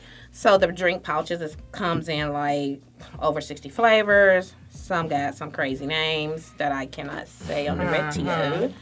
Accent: Detroit, Michigan, United States; moved away as an adult; now in Atlanta, United States; I'm from Detroit. I've been in Atlanta for this is my fifth year in Atlanta.

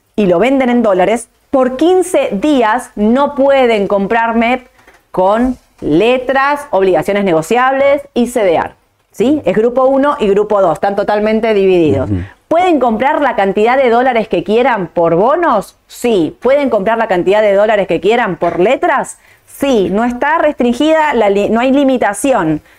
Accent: Argentina; mi opinión como argentina

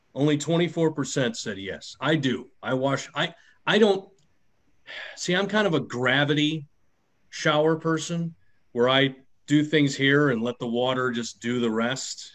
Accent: Midwest, United States; I was raised in the Midwest where Kraft taught me everything about Italian food

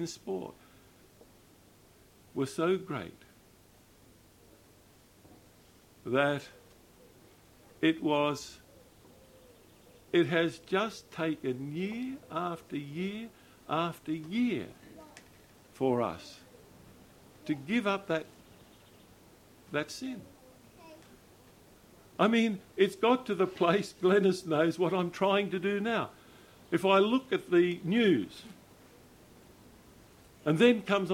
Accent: Australia; I'm an Australian

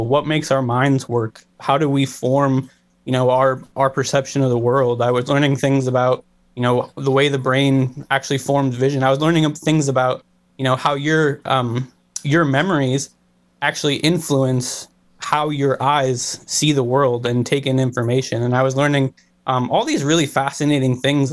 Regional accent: Cleveland, Ohio, United States; I was born and raised in Ohio. I grew up in Cleveland

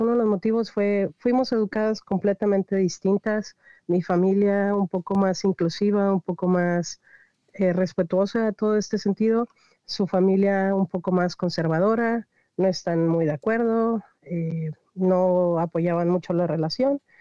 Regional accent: Reynosa, Tamaulipas, Mexico; moved away as an adult; also born or lived in Río Bravo; Yo soy originaria de Reynosa, Tamaulipas

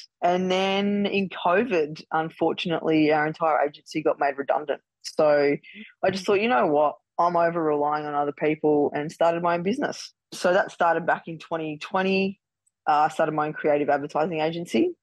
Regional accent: Melbourne, Victoria, Australia; we're all from Melbourne

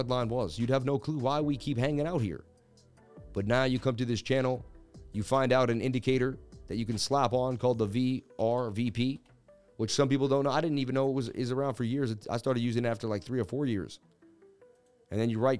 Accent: Boston, Massachusetts, United States; I'm from Beantown

